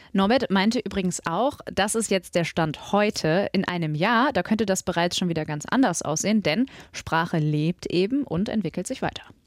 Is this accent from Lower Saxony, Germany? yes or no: no; Mülheim an der Ruhr, North Rhine-Westphalia, Germany; ich bin nämlich in Mülheim zur Schule gegangen